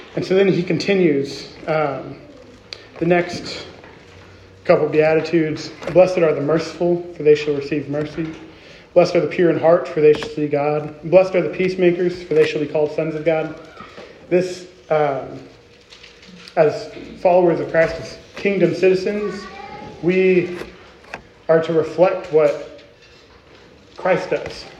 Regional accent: Arizona, United States; moved away as an adult; also born or lived in California; now in Kansas City, United States; I am from Arizona. I'm very proud to be an Arizonan and very proud to be from the Grand Canyon state.

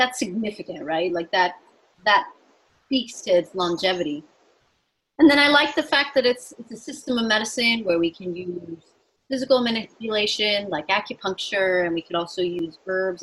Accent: suburb of Chicago, Illinois, United States; I'm from the Midwest. I grew up in a suburb of Chicago

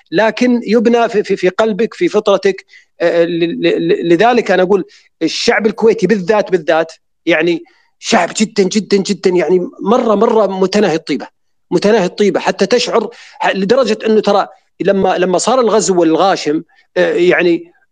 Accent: Saudi Arabia; وكأن الشرخ موجود فينا احنا كلنا كسعوديين

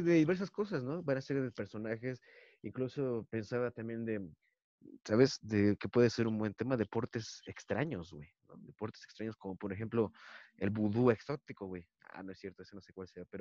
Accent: Toluca, State of Mexico, Mexico; somos comediantes de Toluca

